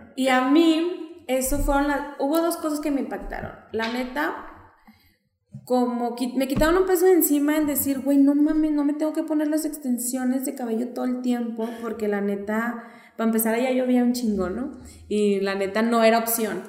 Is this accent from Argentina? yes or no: no; Torreón, Coahuila, Mexico; moved away; also born or lived in Xalapa; yo me fui de Torreón cuando la gente no salía y regreso cuando la gente tenía un hambre de salir